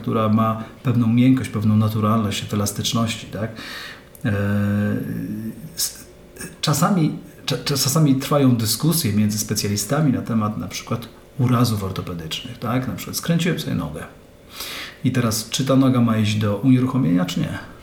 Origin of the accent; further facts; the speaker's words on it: Mielec, Subcarpathian Voivodeship, Poland; Szliśmy z, chyba z rodzicami na spacer jednym z, jedną z alejek u nas w Mielcu